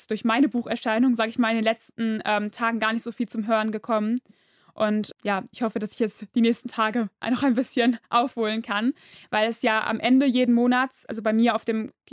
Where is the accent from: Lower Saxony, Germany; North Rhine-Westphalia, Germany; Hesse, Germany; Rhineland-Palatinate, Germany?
North Rhine-Westphalia, Germany; Duisburg; Ja, ich komme aus Duisburg.